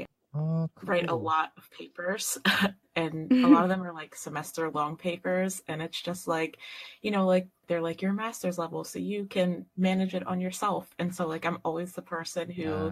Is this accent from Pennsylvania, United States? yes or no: yes; Philadelphia, Pennsylvania, United States; moved away as an adult; now in Pittsburgh, United States; I'm from Philadelphia. So I grew up outside of the city. Yeah, but I live in Pittsburgh now, which is also in Pennsylvania